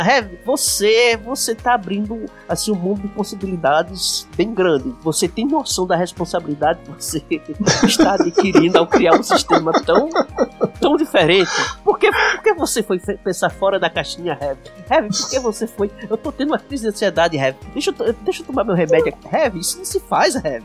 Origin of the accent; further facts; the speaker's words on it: Paraíba, Brazil; accent: paraibano; now in Extremoz, Brazil; Eu sou paraibano, mas estou morando no Rio Grande do Norte, numa cidade chamada Extremóis